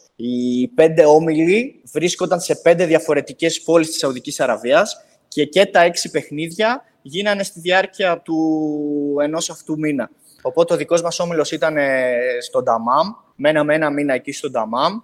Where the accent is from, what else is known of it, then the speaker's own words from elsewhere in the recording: Katerini, Central Macedonia, Greece; είμαι από την Κατερίνη